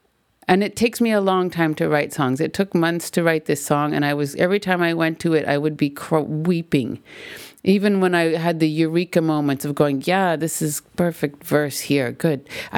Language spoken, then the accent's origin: English; Canada; Because I'm Canadian and I'm a female?